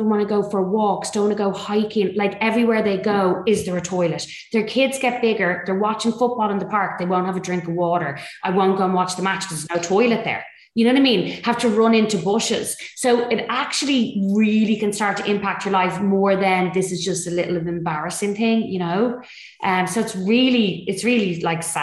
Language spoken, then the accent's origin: English; Dublin, Leinster, Ireland; So I'm North Dublin representing. The posh part of the north side, they say I'm from Clontarf